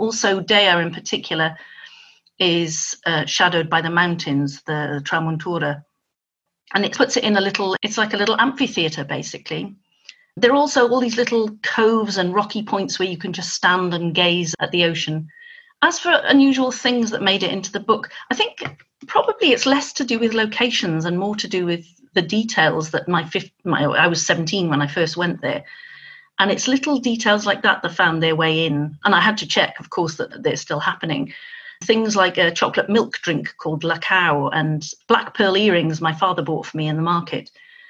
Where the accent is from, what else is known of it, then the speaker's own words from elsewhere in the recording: Nigeria; also born or lived in Dubai, United Arab Emirates / Hong Kong; As the child of an engineer, I grew up in Nigeria and Dubai and Hong Kong.